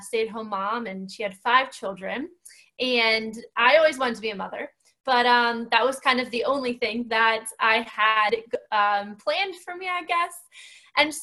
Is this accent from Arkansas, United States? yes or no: no; Northwestern Pennsylvania, United States; moved away as an adult; now in near Philadelphia, United States; I hail from Northwestern Pennsylvania. I grew up there, very rural area